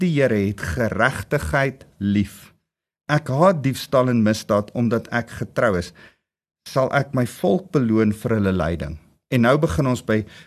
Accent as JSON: {"language": "Afrikaans", "country": "South Africa", "said": "Ons as Suid-Afrikaanse volk"}